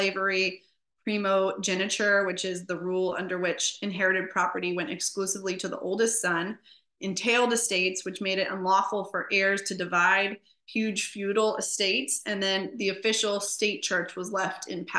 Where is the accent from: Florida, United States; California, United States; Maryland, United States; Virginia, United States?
Virginia, United States; Northern; also born or lived in Newport News, Virginia; I'm from Northern Virginia, and Williamsburg is about 3 hours away from me.